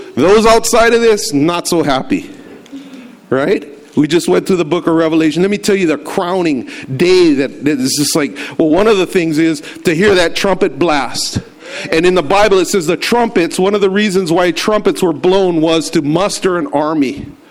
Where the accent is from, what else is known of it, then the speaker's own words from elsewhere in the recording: United States; to be affiliated as an American